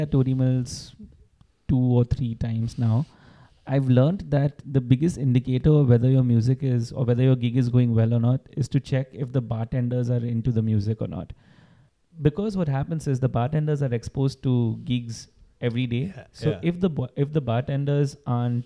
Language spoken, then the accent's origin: English; India; we are Indian